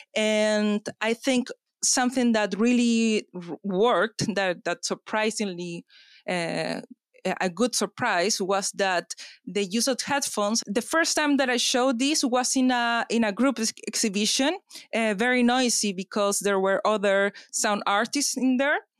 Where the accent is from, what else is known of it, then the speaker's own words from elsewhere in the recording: Chile; now in London, United Kingdom; I come from Chile